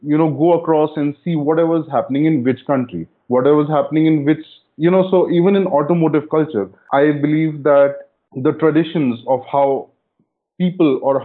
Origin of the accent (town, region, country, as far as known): India